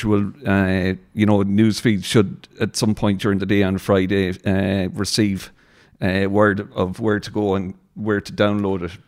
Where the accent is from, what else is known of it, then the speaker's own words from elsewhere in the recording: Swinford, Connacht, Ireland; moved away as an adult; now in Sligo, Ireland; growing up in Swinford